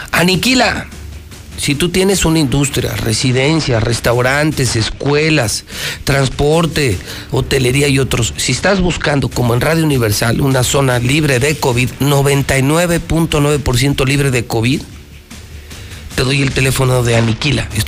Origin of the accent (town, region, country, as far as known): Aguascalientes, Mexico